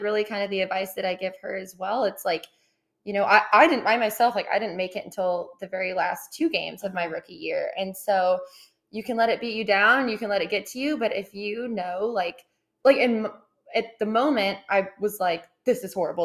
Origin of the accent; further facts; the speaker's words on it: Austin, Texas, United States; also born or lived in Southlake, Texas; So I grew up in Austin, Texas. So I'm a born and raised Texas girl, but lived there for about 13 ish years.